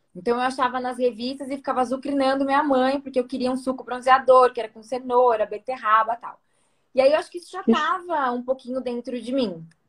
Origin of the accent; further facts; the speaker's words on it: São Paulo, Brazil; eu sou daqui de São Paulo. Nasci Zona então Oeste. É. aqui, cresci aqui, me formei aqui